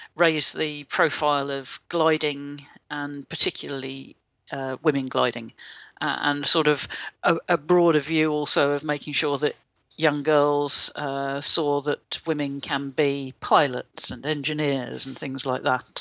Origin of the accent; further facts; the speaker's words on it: United Kingdom; I'm British